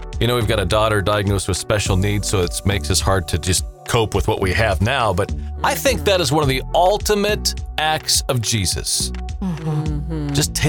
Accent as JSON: {"language": "English", "town": "Seattle", "region": "Washington", "country": "United States", "tie": "born or raised there", "said": "where I grew up in Seattle"}